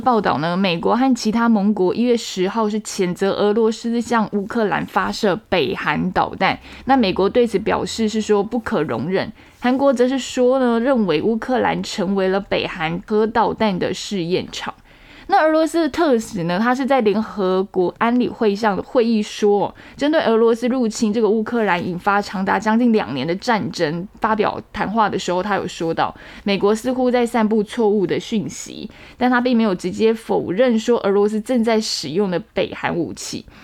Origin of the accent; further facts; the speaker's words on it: Taiwan; 我们台湾人